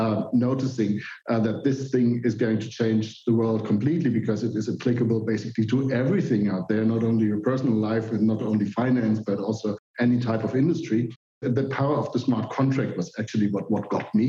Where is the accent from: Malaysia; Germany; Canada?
Germany; I'm a computer scientist. I'm from Germany